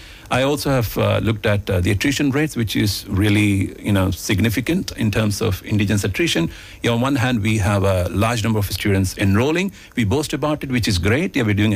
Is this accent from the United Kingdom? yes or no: no; India; first language Malayalam; English is a second language; I picked up Hindi and English and other languages because I used to speak only Malayalam at home, which is my mother tongue.